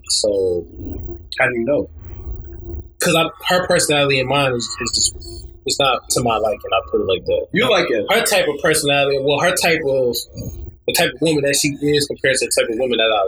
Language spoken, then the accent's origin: English; Chicago, Illinois, United States; I'm from Chicago.